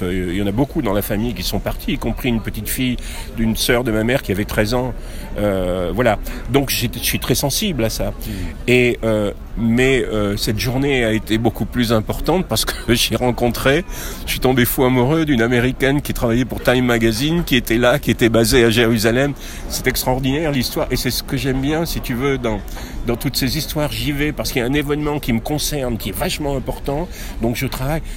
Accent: France; je suis français

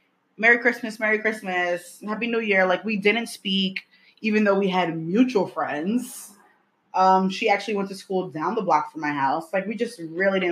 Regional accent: New York City, New York, United States; I was born in Brooklyn too

